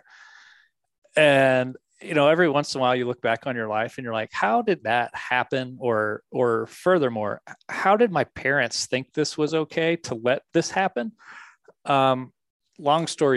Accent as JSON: {"language": "English", "town": "Dallas", "region": "Texas", "country": "United States", "tie": "born or raised there", "said": "I grew up just outside of Dallas, Texas"}